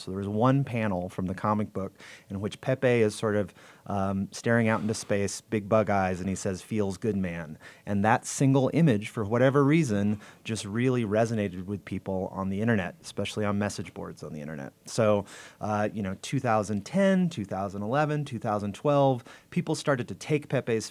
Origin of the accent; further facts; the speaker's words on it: Los Angeles, California, United States; Los Angeles